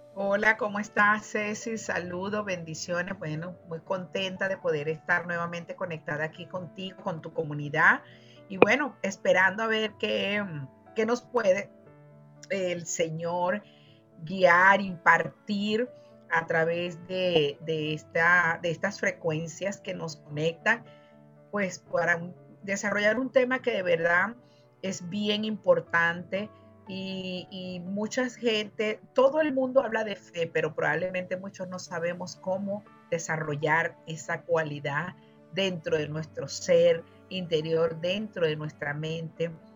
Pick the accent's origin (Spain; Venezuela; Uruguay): Venezuela; moved away; decimos en mi país, en Venezuela